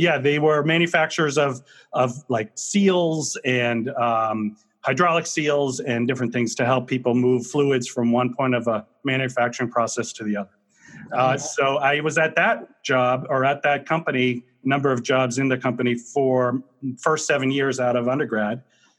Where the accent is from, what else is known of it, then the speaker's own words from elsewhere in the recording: Marlborough, Massachusetts, United States; So I am a New Englander through and through. I was born and raised in Marlborough, Mass, about a half an hour outside of Boston.